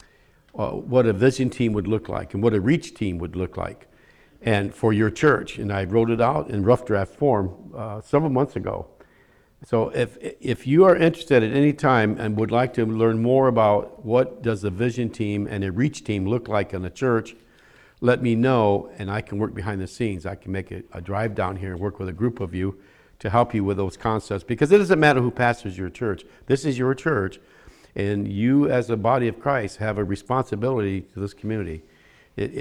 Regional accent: Michigan, United States; now in Philadelphia area, United States; I'm from Michigan

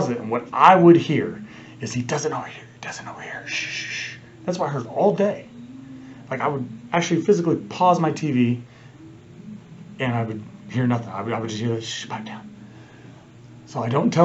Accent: Kansas City, Missouri, United States; I'm from Kansas City

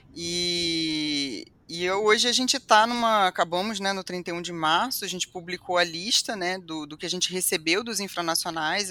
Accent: Niterói, Rio de Janeiro, Brazil; eu sou de Niterói

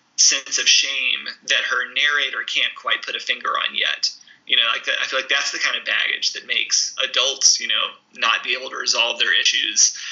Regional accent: the South, United States; also born or lived in Mississippi; now in Indiana, United States; as a Southerner, since living here in Indiana

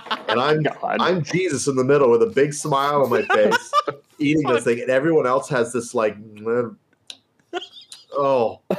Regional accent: New York, United States; moved away as an adult; also born or lived in Utica; now in Los Angeles, United States; I'm originally from New York and I moved out to California this is my 10th year in LA.

